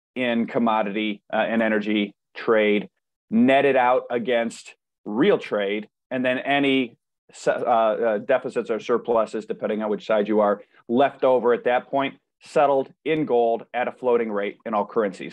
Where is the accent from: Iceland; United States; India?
United States; Cleveland, Ohio; I'm from Cleveland